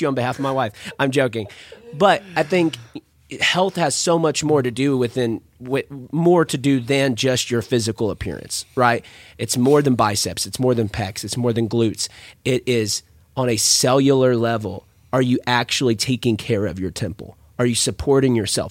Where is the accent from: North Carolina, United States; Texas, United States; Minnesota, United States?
Texas, United States; San Angelo; I'm from San Angelo, Texas